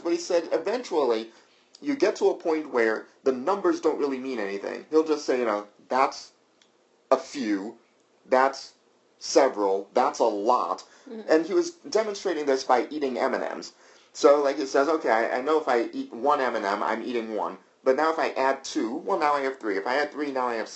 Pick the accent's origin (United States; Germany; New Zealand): United States; the South; moved away; I'm from the South